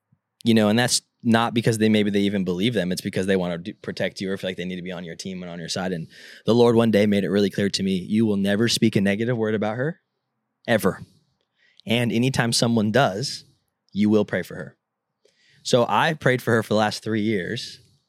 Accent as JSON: {"language": "English", "region": "California", "country": "United States", "tie": "born or raised there", "said": "Like, I grew up in Southern California, and I don't go in the ocean."}